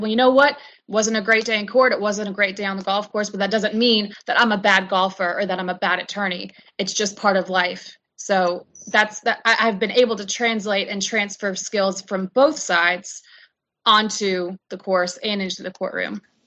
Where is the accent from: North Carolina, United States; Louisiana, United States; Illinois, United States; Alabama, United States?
North Carolina, United States; Charlotte; I'm from Charlotte, North Carolina, and I was lucky enough to be uh, brought up on a golf course